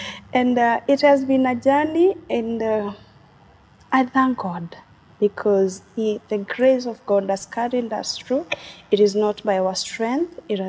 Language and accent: English; Meru, Meru County, Kenya; as you have said. I come from Meru.